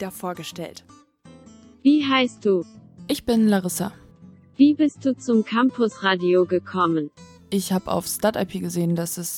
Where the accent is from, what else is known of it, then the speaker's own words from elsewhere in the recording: Varel, Lower Saxony, Germany; now in Oldenburg, Germany; Ich wohne in Oldenburg und ich komme eigentlich aus Farel.